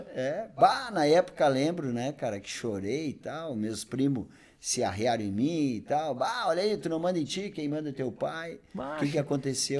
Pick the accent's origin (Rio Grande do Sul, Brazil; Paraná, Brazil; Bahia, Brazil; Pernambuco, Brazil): Rio Grande do Sul, Brazil; Bagé; moved away as an adult; also born or lived in Novo Hamburgo; eu sou natural de Bagé, sou natural de Bagé, né? Vivi até os 20 anos em Bagé.